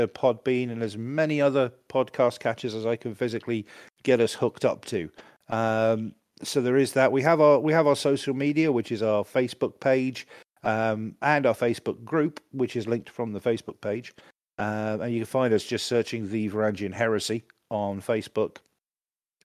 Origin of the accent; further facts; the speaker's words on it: United Kingdom; I'm British